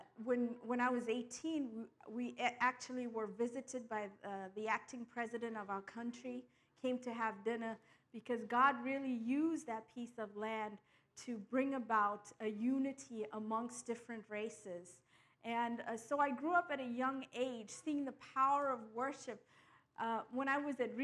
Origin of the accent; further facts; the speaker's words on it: Durban, KwaZulu-Natal, South Africa; I'm from the very east coast, Durban, in the province of KwaZulu-Natal